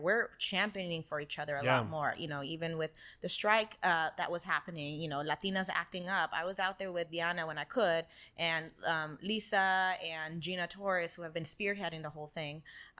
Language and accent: English; California, United States; I was born in Paramount, and we lived in East LA, and that's where my grandmother lived.